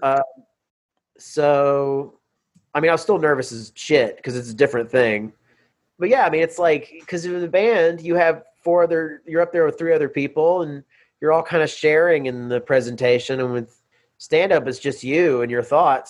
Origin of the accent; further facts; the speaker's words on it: Birmingham, Alabama, United States; also born or lived in Nashville, Tennessee; now in Los Angeles, United States; I was raised in Birmingham